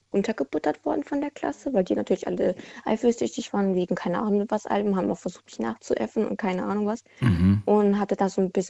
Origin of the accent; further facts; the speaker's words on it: Baden-Württemberg, Germany; Ähm, aus der Nähe von Mannheim.